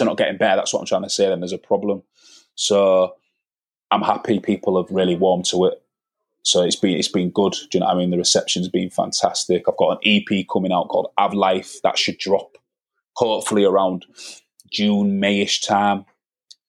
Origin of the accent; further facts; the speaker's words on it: Hull, Yorkshire and the Humber, United Kingdom; I grew up on Norfolk in the 90s